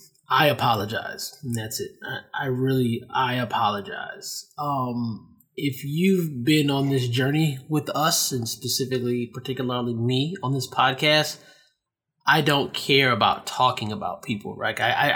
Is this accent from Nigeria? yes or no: yes; Nigeria; I was like, damn, I talk shit about these Nigerians and I'm fucking Nigerian. So now I want to go to Nigeria because those are like my people.